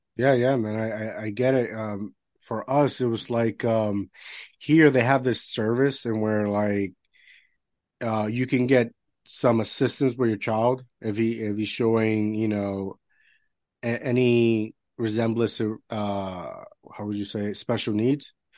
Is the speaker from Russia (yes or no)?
no; Puerto Rico; first language Spanish; English is a second language; moved away as an adult; I grew up in Puerto Rico all my life